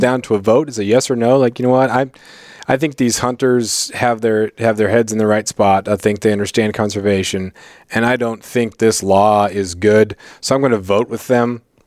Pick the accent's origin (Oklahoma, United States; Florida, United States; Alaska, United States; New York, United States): Alaska, United States; Prince of Wales Island, Southeast; also born or lived in Colorado; I grew up in Southeast Alaska on Prince of Wales Island